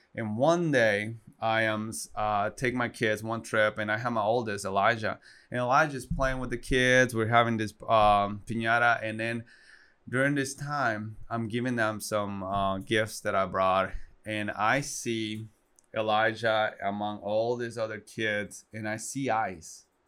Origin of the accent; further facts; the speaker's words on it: Guatemala; English is a second language; moved away as an adult; also born or lived in Arkansas, United States; now in United States; I'm born and raised in Guatemala. Um, proudly Guatemalan.